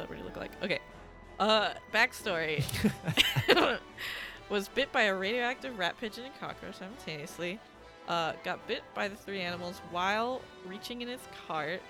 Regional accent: Long Island, New York, United States; Long Island and New York

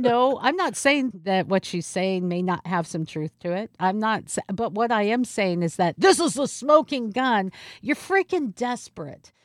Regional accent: Seattle, Washington, United States; born or raised there

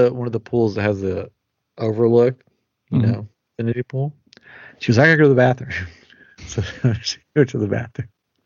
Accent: Johnson City, Tennessee, United States; I grew up in Johnson City

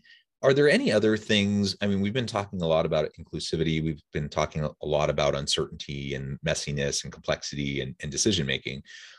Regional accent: Kansas City, Missouri, United States; I'm from like, Kansas City area.

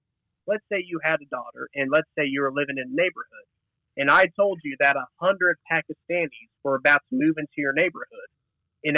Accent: the South, United States; I'm from the South

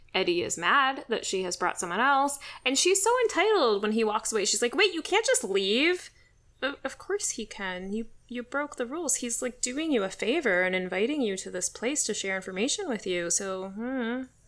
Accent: Washington, District of Columbia, United States; I grew up in the Washington, D C area

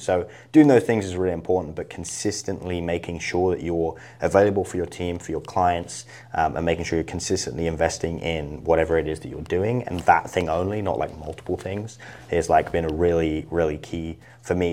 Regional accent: Isle of Wight, South East England, United Kingdom; moved away as an adult; now in United States; I really loved it growing up. Um, but, uh, yeah, that was where, kind of where I was raised.

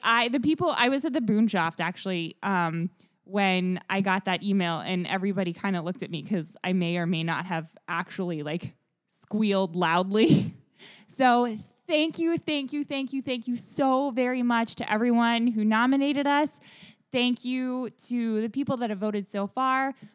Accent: Dayton, Ohio, United States; I grew up here, my family, I'm fourth generation Daytonian

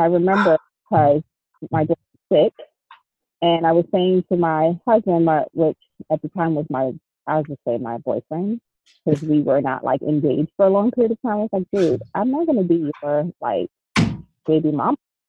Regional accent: Jamaica; I'm Jamaican, so if you know anything about Caribbean people, we have tons of names.

